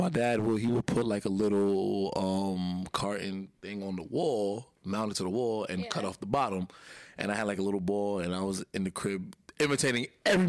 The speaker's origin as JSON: {"language": "English", "town": "New York City", "region": "New York", "country": "United States", "tie": "born or raised there", "said": "Well, I'm from Brooklyn, New York, born and raised, you know, born."}